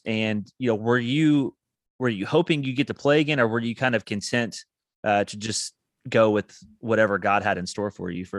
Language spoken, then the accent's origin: English; Evansville, Indiana, United States; my hometown of Evansville, Indiana.